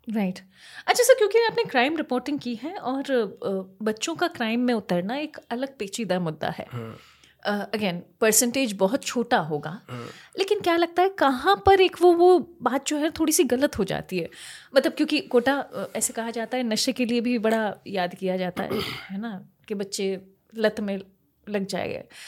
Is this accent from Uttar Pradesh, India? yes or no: no; Kota, Rajasthan, India